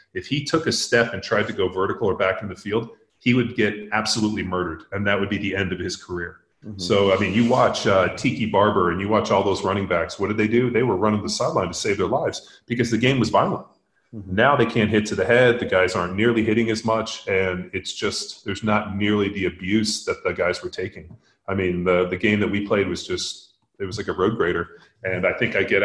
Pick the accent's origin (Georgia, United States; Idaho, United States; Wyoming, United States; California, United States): California, United States; Palos Verdes; moved away as an adult; also born or lived in Newport Beach; now in Bee Cave, United States; I grew up in Southern California. I grew up in Palos Verdes.